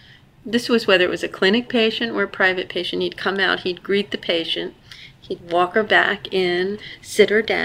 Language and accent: English; Vineland, New Jersey, United States; We grew up in Vineland, New Jersey. We grew up with our father's family, Italian Americans. We're the granddaughters of immigrants.